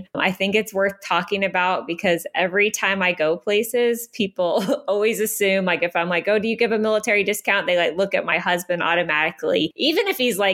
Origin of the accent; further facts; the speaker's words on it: Pennsylvania, United States; moved away as an adult; now in Biloxi, United States; we're from Pennsylvania.